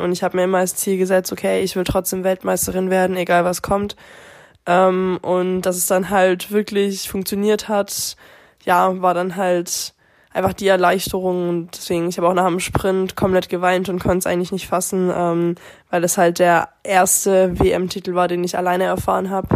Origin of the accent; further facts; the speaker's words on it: Germany; im eigenen Heimland